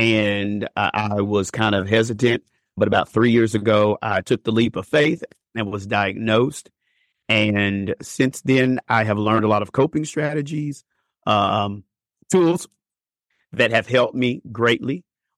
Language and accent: English; Bowling Green, United States; Well, I'm from Bowling Green originally